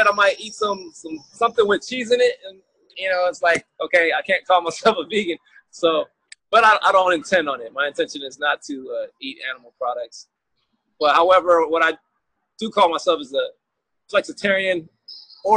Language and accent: English; Michigan, United States; moved away as an adult; now in San Diego, United States; I grew up in Michigan, and then I did move to California, San Diego in particular, in 2011.